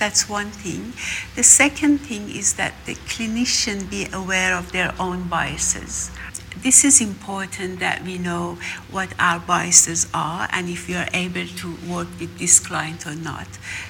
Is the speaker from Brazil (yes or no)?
no; Iran; now in Australia; I'm from Iran too.